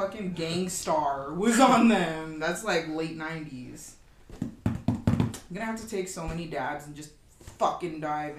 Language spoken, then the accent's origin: English; Colorado, United States; Maybe it's because I'm from Colorado